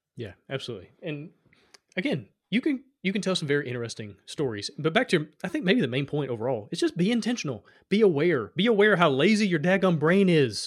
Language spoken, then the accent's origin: English; Alabama, United States; I come from Alabama.